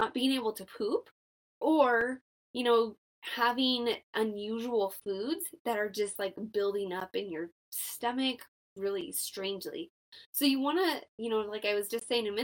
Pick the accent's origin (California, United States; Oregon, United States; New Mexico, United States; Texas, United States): New Mexico, United States; I'm from New Mexico